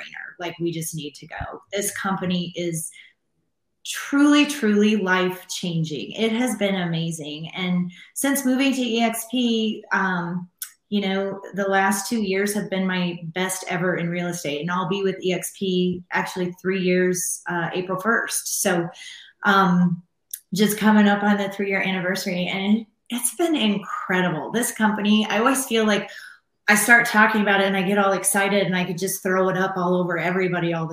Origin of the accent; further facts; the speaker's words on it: Nebraska, United States; moved away as an adult; now in Denver, United States; I am originally from Nebraska, grew up on a farm there